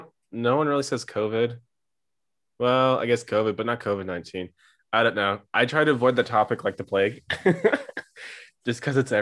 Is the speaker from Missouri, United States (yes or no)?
yes; Missouri, United States; moved away as an adult; now in Germany; I'm from Missouri, Missouri, but but I've been living here in Germany for the past 10 years